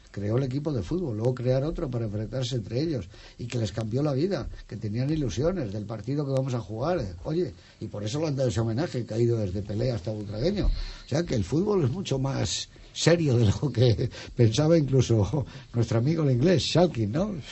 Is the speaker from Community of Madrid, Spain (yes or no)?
yes; Madrid, Community of Madrid, Spain; que hizo eh, Viva Madrid, que es mi pueblo